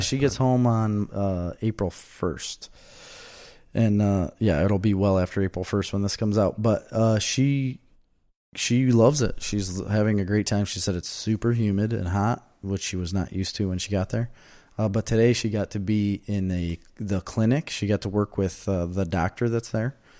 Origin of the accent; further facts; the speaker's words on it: Verona, Wisconsin, United States; now in Mazomanie, United States; I'm from Verona